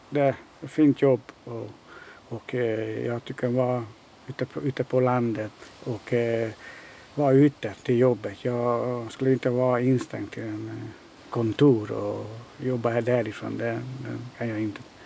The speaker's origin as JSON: {"language": "Swedish", "country": "Hungary", "also_born_or_lived": "Netherlands / Denmark", "second_language": "Swedish", "moved": "as an adult", "lives_now": "Malmö, Sweden", "said": "kommer från mitt hemland, från Ungern."}